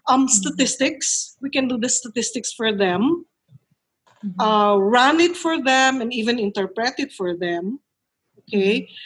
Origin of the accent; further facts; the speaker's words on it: Manila, Metro Manila, Philippines; now in La Union, Philippines; See, I came from Manila. So I know people from Manila who would be good speakers for certain topics.